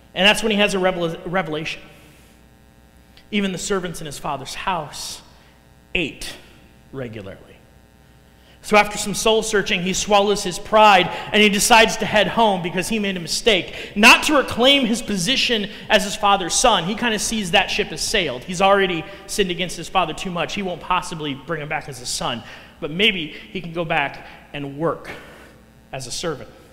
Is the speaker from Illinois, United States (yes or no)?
yes; Chicago, Illinois, United States; accent: Chicago; moved away as an adult; now in Council Bluffs, United States; I'm originally from the Chicago area